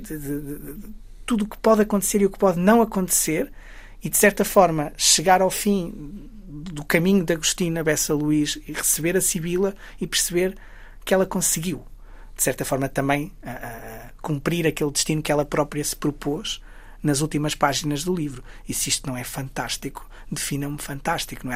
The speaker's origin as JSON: {"language": "Portuguese", "town": "Guimarães", "region": "Norte", "country": "Portugal", "tie": "born or raised there", "said": "Eu sou, sou, sou de Guimarães, sou do Entre Douro e Minho"}